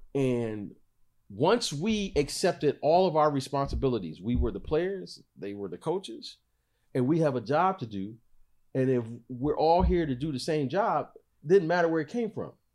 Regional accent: Michigan, United States; I'm from Michigan

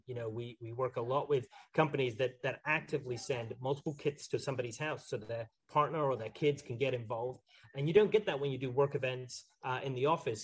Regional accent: Highlands of Scotland, United Kingdom; moved away; I grew up in the Highlands of Scotland

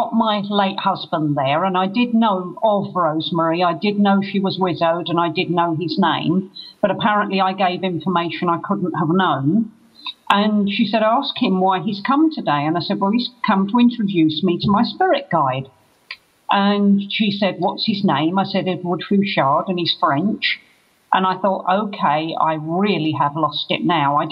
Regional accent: London, United Kingdom; now in Glastonbury, United Kingdom; I'm originally a Londoner, but I live in Glastonbury

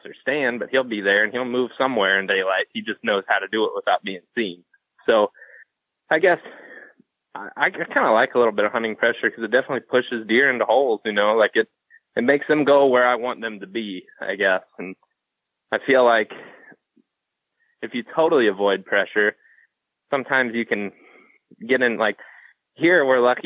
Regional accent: Ohio, United States; we're from Ohio and Wisconsin

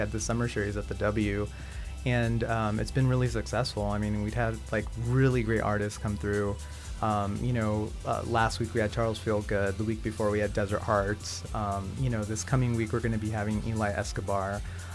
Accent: Barcelona, Catalonia, Spain; now in Los Angeles, United States; I'm from Barcelona

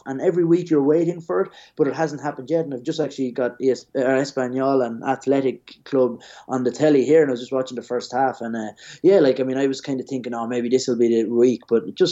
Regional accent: Ireland; moved away as an adult; now in Madrid, Spain; for us as kids growing up in Ireland, we'd follow the Premier League

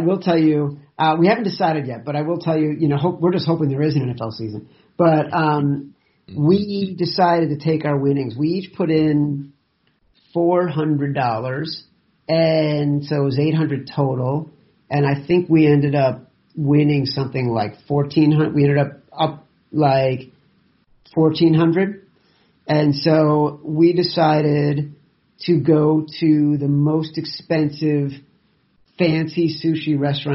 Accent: Chicago, Illinois, United States; growing up in Chicago

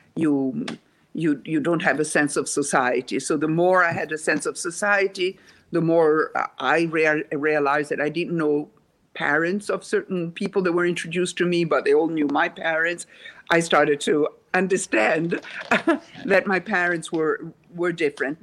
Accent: Rome, Lazio, Italy; English is a second language; moved away as an adult; now in United States; I was born in Rome, Italy

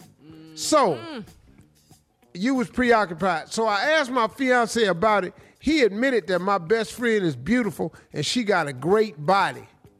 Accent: Cleveland, Ohio, United States; I'm from

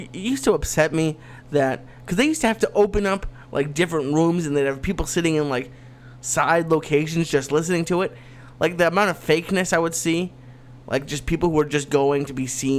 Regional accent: suburbs of Boston, Massachusetts, United States; Nice Jewish family in the suburbs of Boston.

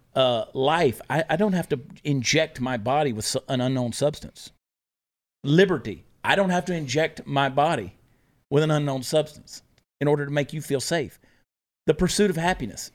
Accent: Augusta, Georgia, United States; moved away; my hometown of Augusta, Georgia

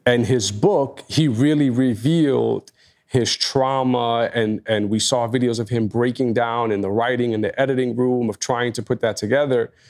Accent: New York, United States; as a New Yorker

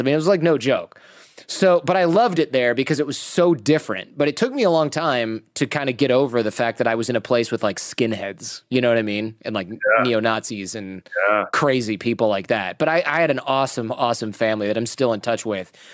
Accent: Michigan, United States; moved away as an adult; also born or lived in New York / Los Angeles; now in California, United States; I go back to Michigan where like you're 16, you have your own car

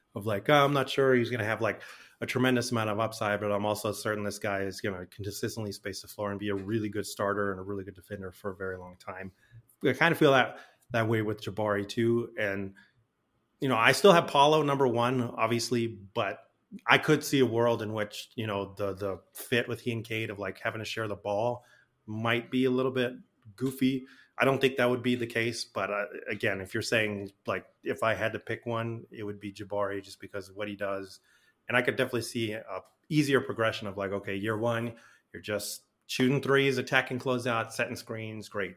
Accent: Albuquerque, New Mexico, United States; moved away; I'm from Albuquerque originally

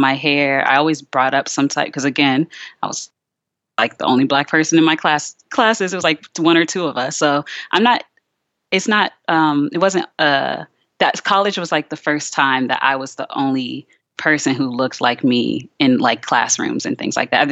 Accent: Richmond, Virginia, United States; also born or lived in New Jersey; I grew up in Richmond, Virginia

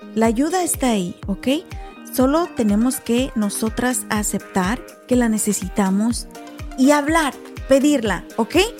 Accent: Mexico; Tú y yo somos de México

